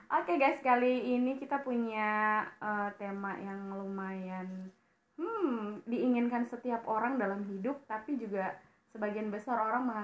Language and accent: Indonesian; Jambi, Indonesia; Aku dari Jambi Aku ketemu Mega itu di Pare